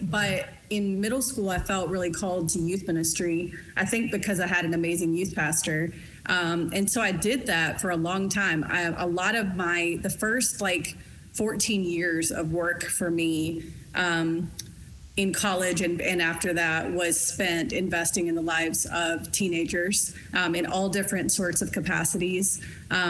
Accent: Lexington, Kentucky, United States; moved away as an adult; also born or lived in Oklahoma / Los Angeles / Pasadena / Burbank; I grew up in Kentucky. I grew up in Eastern Kentucky.

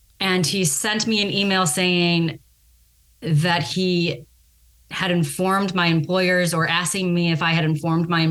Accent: Chicago, Illinois, United States; moved away as an adult; now in California, United States; I grew up in Chicago, or suburbs of Chicago, rather, the west suburbs, DuPage County.

